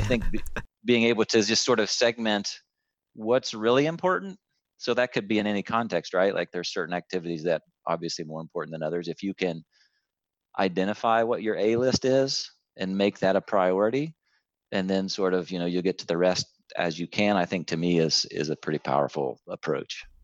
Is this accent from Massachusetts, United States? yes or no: no; a hometown near Columbus, Ohio, United States; moved away as an adult; out of my hometown into Columbus, the bigger city